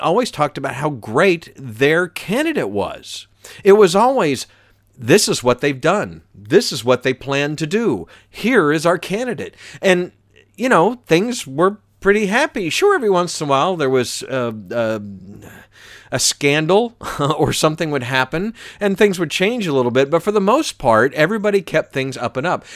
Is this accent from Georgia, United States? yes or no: yes; Atlanta, Georgia, United States; moved away as an adult; I grew up in Atlanta, but I've moved around a lot w-, with the radio career